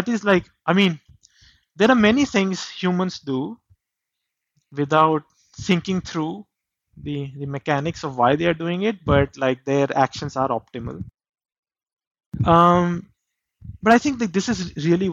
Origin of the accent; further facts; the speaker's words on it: India; I grew up in India.